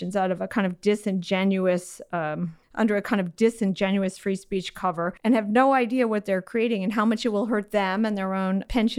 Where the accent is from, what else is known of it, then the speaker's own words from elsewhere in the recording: Illinois, United States; because I'm from Illinois